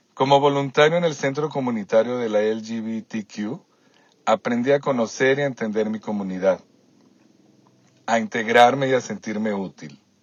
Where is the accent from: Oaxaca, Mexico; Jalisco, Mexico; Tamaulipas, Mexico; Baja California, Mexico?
Jalisco, Mexico; Guadalajara; moved away as an adult; now in Toronto, Canada; En Guadalajara, de donde soy originario, estudié ciencias de la comunicación en el ITESO